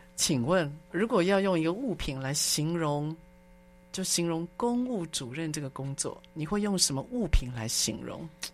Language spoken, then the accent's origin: Chinese; Taiwan; 我们台湾